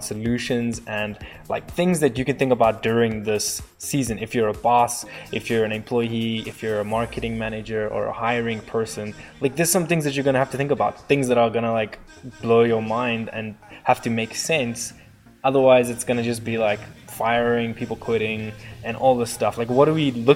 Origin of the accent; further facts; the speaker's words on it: South Africa; moved away as an adult; now in Colorado, United States; I'm a ginger from South Africa and I immigrated about 7 years ago. I am living in the States, Colorado